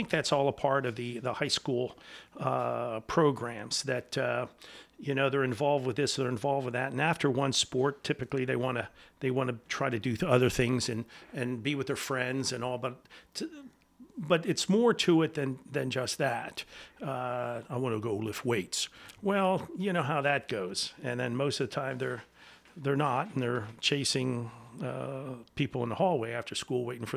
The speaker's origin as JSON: {"language": "English", "town": "Steelton", "region": "Pennsylvania", "country": "United States", "tie": "born or raised there", "also_born_or_lived": "Colonial Park, Pennsylvania", "said": "I grew up in Steelton."}